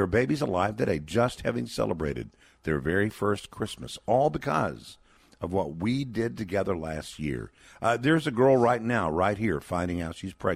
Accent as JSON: {"language": "English", "region": "Texas", "country": "United States", "said": "my home state of Texas"}